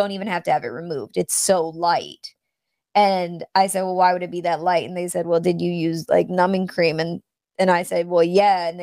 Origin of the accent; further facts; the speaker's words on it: North Carolina, United States; North Carolina